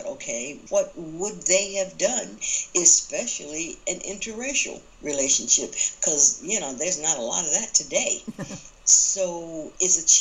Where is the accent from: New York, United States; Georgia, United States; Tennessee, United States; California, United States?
Georgia, United States; Atlanta; moved away; That is my home. Atlanta is my hometown